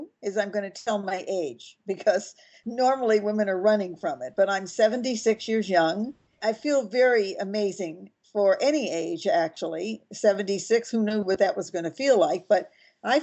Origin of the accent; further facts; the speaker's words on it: Los Angeles, California, United States; also born or lived in Mallorca, Spain; I was born in Hollywood, California